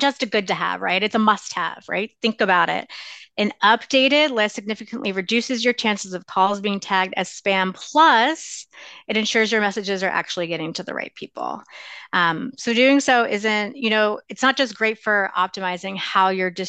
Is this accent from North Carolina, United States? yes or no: no; Lancaster, Pennsylvania, United States; now in Chicago, United States; I'm from Lancaster, Pennsylvania